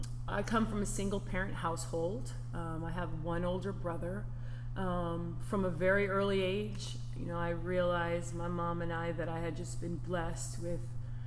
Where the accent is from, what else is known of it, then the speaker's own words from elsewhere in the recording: Southern California, United States; moved away as an adult; also born or lived in North Carolina; I'm from Southern Cal.